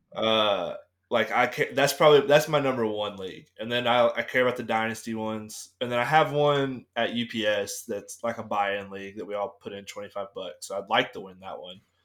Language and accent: English; Florida, United States; I am from Florida